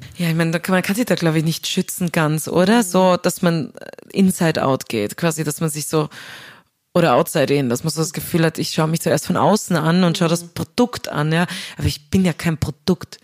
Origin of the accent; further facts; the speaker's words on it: Upper Austria, Austria; also born or lived in Vienna; ich als Österreicherin, als Oberösterreicherin